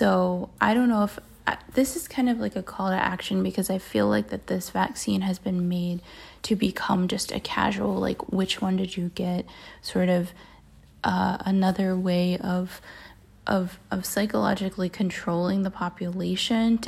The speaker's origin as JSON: {"language": "English", "region": "Maryland", "country": "United States", "tie": "born or raised there", "said": "I grew up in Maryland, which is fairly conservative"}